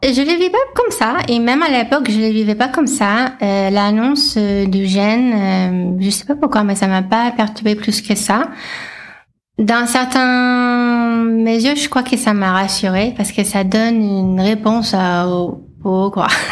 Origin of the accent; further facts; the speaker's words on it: Los Angeles, California, United States; French is a second language; moved away as an adult; now in France; je suis américaine à la base, euh, donc euh, j'ai grandi en Californie, à Los Angeles, et je suis arrivée en France en 2012